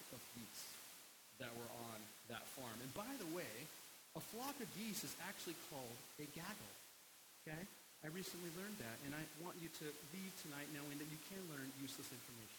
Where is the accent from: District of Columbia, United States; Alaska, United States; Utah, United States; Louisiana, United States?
Alaska, United States; I was born and raised in Alaska, and all of my childhood memories from Christmas are from Alaska